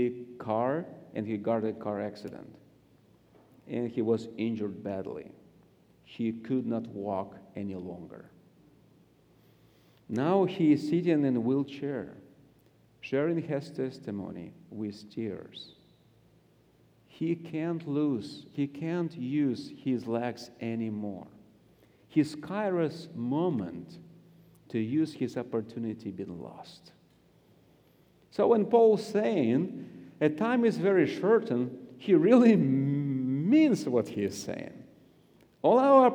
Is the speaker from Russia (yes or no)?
yes; Siberia, Russia; accent: Russian; English is a second language; I grew up in Siberia